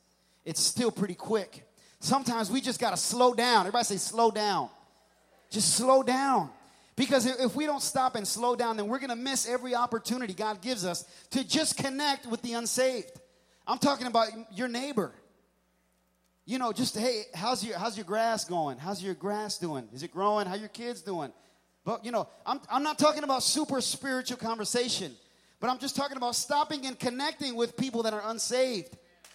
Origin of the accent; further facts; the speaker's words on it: New York City, New York, United States; born there; also born or lived in New Jersey / Pennsylvania; Pennsylvania, I was born in New York City, lived in New Jersey for a little bit, lived in Pennsylvania, and things move so fast.